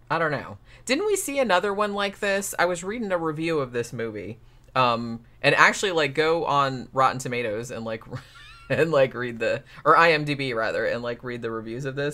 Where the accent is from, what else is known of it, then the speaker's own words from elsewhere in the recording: Germany; English is a second language; I'm from Germany, a country with a huge dubbing culture.